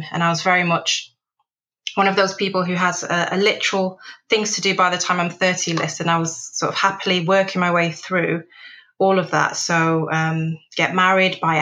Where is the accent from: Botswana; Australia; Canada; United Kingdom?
United Kingdom; Manchester, North West England; also born or lived in Nigeria; moving from urban Nigeria to inner city Manchester